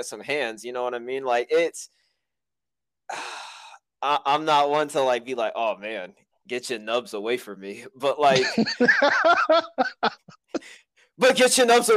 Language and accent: English; United States; As an American